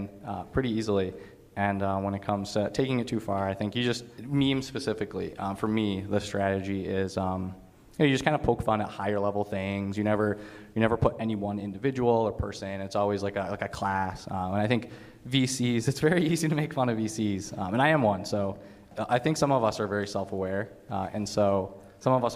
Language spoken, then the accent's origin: English; Michigan, United States; also born or lived in Canada; I was born in Canada, grew up in Michigan